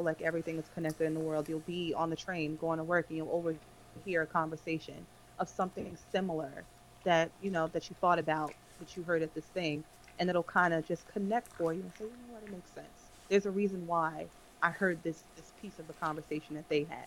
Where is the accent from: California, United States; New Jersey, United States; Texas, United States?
New Jersey, United States; I was in Jersey my whole life